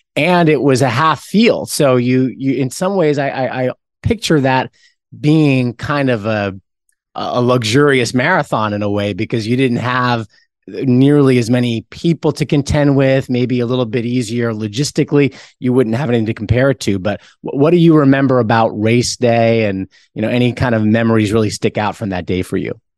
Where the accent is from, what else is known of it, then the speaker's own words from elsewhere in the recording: New York, United States; I'm a New Yorker